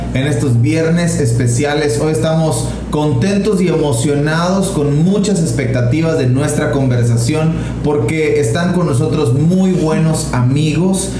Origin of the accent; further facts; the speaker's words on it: Campeche, Mexico; now in Cancún, Mexico; somos pastores pero no somos originarios de Cancún, somos campechanos.